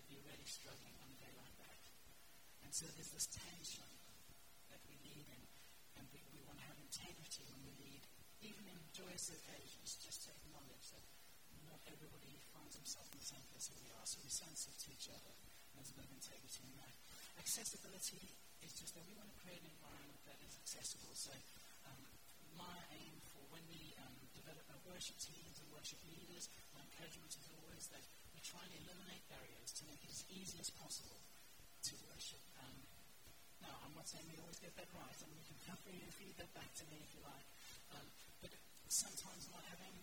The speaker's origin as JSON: {"language": "English", "country": "South Africa", "tie": "born or raised there", "moved": "yes", "said": "I grew up in South Africa, which is why I talk from the accent"}